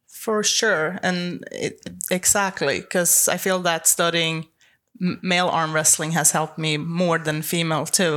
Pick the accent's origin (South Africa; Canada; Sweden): Sweden; English is a second language; moved away as an adult; also born or lived in Los Angeles, United States; now in Florida, United States; I'm originally from Sweden, but I've lived in Florida for the past seven years